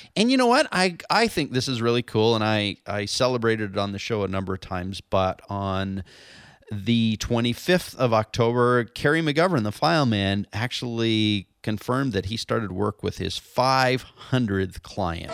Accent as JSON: {"language": "English", "town": "London", "region": "Ontario", "country": "Canada", "tie": "born or raised there", "moved": "yes", "lives_now": "San Diego, United States", "said": "my hometown of London, Ontario, Canada"}